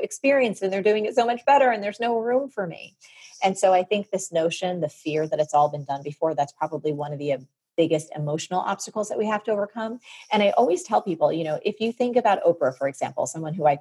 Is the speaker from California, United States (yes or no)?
no; New York City, New York, United States; I'm from New York City